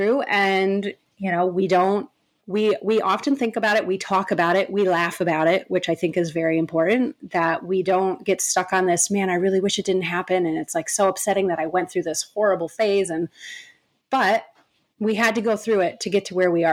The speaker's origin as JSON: {"language": "English", "region": "New York", "country": "United States", "tie": "born or raised there", "moved": "as an adult", "lives_now": "West Hollywood, United States", "said": "now we live in West Hollywood, far away from where we grew up. We grew up in New York"}